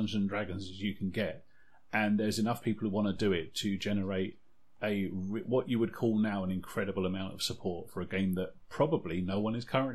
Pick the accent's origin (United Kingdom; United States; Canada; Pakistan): United Kingdom; we're British